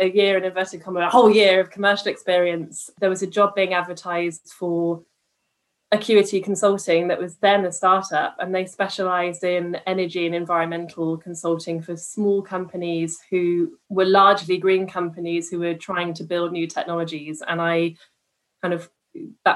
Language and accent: English; Stroud, South West England, United Kingdom; I come from Stroud in Gloucestershire, which is where Extinction Rebellion are from.